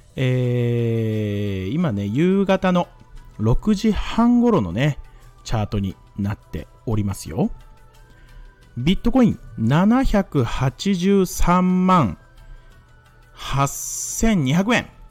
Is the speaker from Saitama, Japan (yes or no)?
no; Mie, Japan; 僕三重県出身なんですよ